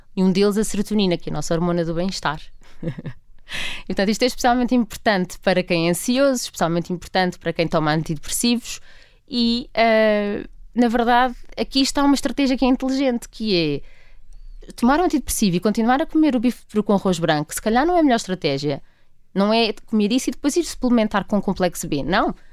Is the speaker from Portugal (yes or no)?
yes; Portugal; enquanto portugueses